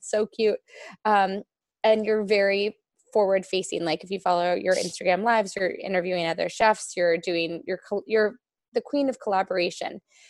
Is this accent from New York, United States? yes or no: yes; New York, United States; especially growing up in New York, most New Yorkers, I feel like they have salt in their house